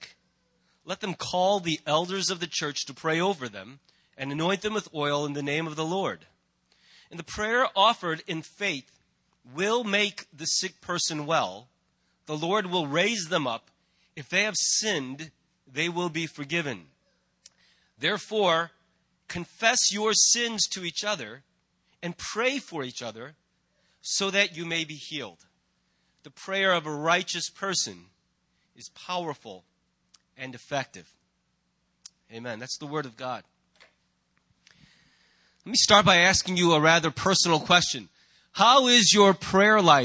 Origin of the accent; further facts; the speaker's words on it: United States; as an American